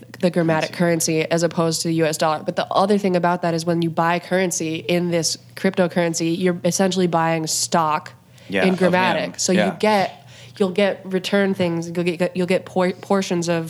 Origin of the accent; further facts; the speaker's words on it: Great Falls, Montana, United States; also born or lived in Bozeman, Montana; now in Minneapolis, United States; I'm from Great Falls